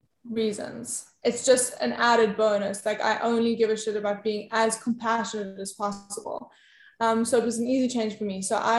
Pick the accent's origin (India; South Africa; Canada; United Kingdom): South Africa; South Africa.